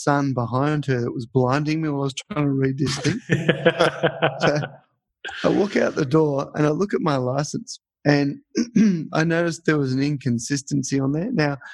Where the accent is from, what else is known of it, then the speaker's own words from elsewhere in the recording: Australia; moved away as an adult; also born or lived in Ajman, United Arab Emirates; I'm from Australia